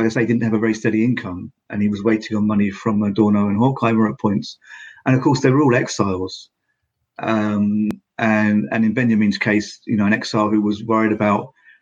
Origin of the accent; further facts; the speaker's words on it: United Kingdom; now in Finland; although I'm in Finland, but I'm from Britain.